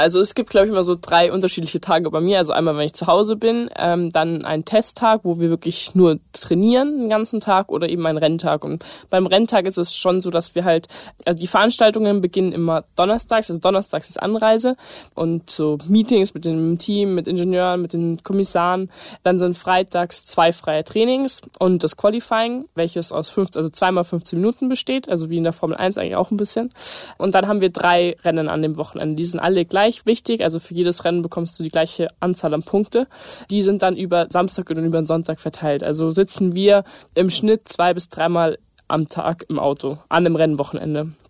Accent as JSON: {"language": "German", "town": "Munich", "region": "Bavaria", "country": "Germany", "said": "ich komme aus München, ich bin 18 Jahre alt und ich bin Rennfahrerin"}